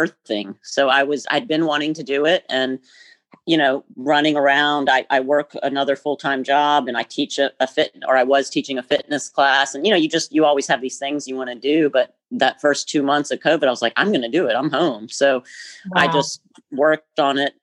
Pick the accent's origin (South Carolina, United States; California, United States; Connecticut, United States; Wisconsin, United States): South Carolina, United States; Greenville; moved away as an adult; also born or lived in Caribbean; I grew up in Greenville, South Carolina, which, you know, is 3 hours north of here.